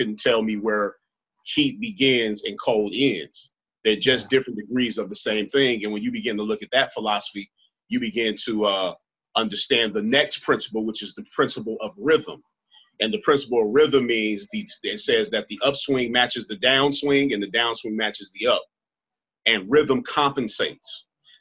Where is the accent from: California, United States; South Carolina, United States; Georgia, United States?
California, United States; Los Angeles; And I'm from Los Angeles.